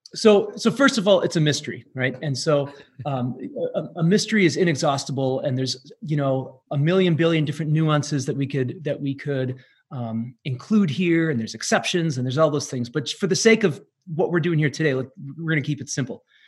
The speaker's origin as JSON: {"language": "English", "town": "Manitowoc", "region": "Wisconsin", "country": "United States", "tie": "born or raised there", "said": "I was born and raised in Manitowoc, Wisconsin, little little town in the uh, kind of northeast Wisconsin"}